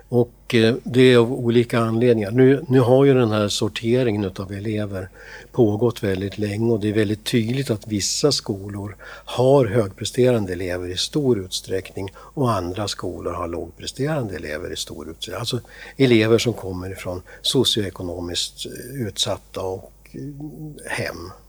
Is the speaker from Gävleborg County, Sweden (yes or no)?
yes; Gävleborg County, Sweden; also born or lived in Byske; Nej, jag är inte västeråsare. Jag är hälsing från början. Men sen har jag flyttat runt lite grann i, Sverige får jag säga.